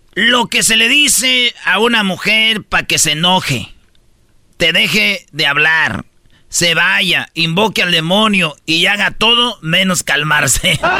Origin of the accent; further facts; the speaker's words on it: Michoacán, Mexico; yo soy de Michoacán